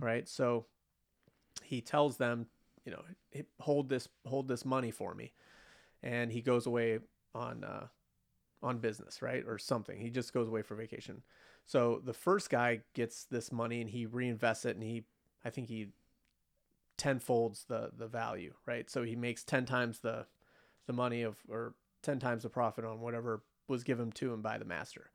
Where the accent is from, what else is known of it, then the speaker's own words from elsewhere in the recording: United States; as an American, especially after living through nine eleven